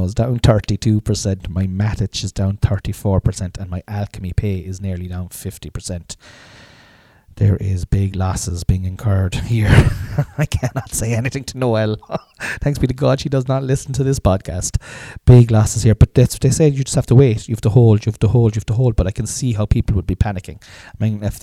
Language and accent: English; Ireland; us as Southern Ireland, Southern Irish people